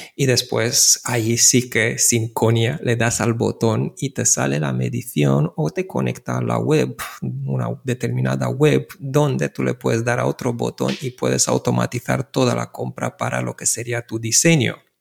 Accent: Bucharest, Romania; Spanish is a second language; now in Barcelona, Spain; yo nací en Bucarest

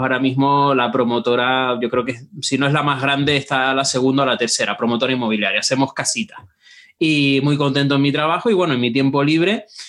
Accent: Tenerife, Canary Islands, Spain; accent: meloso (Canarian); moved away as an adult; now in Madrid, Spain; soy de Tenerife, por eso tengo este acento meloso

